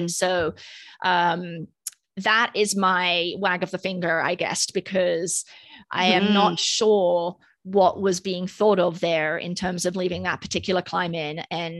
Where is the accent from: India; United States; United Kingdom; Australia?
United Kingdom; accent: British; Well, maybe I did the nah in my British accent.